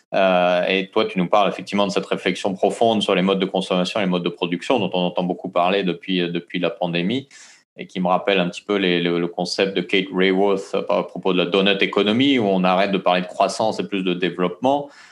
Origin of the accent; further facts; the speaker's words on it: French Polynesia; chez nous à Tahiti